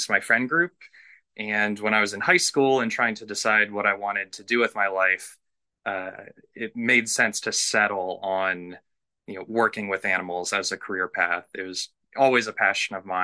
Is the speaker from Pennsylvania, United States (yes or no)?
yes; West Chester, Pennsylvania, United States; moved away as an adult; now in North Carolina, United States; I grew up in Westchester, Pennsylvania. So, it's a suburb of Philadelphia, maybe about half an hour to 45 minutes west of the city